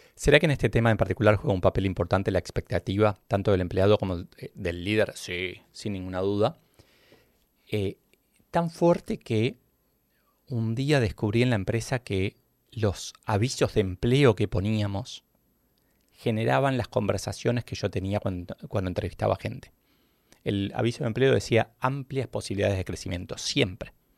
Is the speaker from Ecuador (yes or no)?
no; Argentina